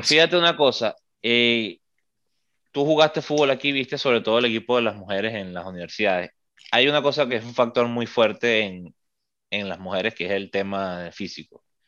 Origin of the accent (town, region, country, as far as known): Venezuela; now in United States